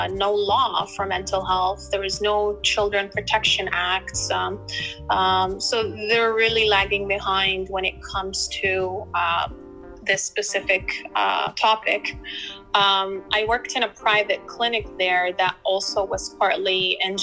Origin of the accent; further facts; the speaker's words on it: Toronto, Ontario, Canada; moved away as an adult; also born or lived in Kuwait; now in Dubai, United Arab Emirates; I grew up in Toronto, in the GTA area